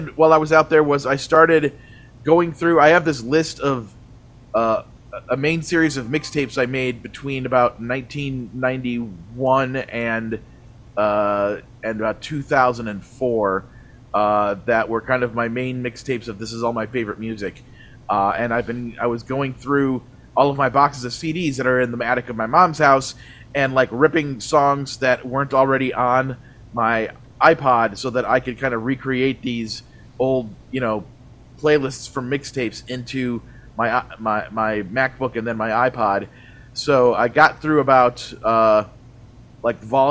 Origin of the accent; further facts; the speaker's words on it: Lake Geneva, Wisconsin, United States; moved away; I grew up in Lake Geneva, Wisconsin